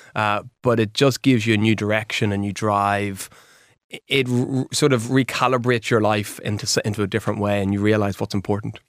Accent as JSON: {"language": "English", "town": "Warrenpoint", "region": "Northern Ireland", "country": "United Kingdom", "tie": "born or raised there", "also_born_or_lived": "Belfast", "said": "I grew up in Warren Point, up in County Dublin"}